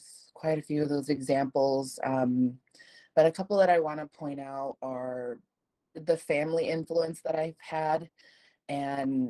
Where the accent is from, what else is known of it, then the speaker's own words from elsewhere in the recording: United States; I'm Mexican American, so I was born here in the United States